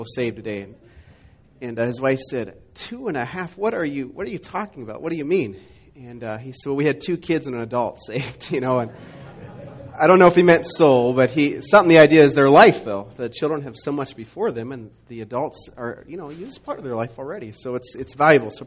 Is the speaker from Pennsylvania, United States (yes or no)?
no; Montana, United States; moved away; I grew up in Montana